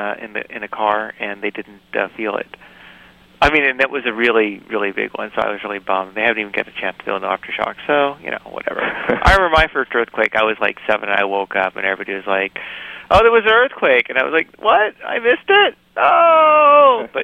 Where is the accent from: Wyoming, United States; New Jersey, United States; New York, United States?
New York, United States; That's my view growing up in New York, right?